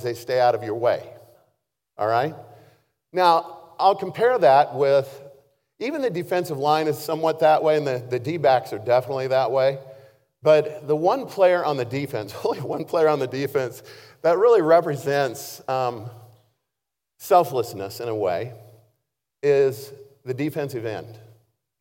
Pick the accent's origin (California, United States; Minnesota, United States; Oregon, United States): Oregon, United States; Baker City; when I was in high school, I had the opportunity to play both ways because I was from Baker City, not a very large place.